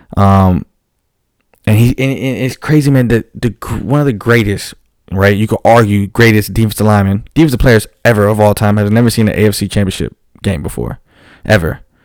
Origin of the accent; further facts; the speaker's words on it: Houston, Texas, United States; my beloved Texans, my hometown team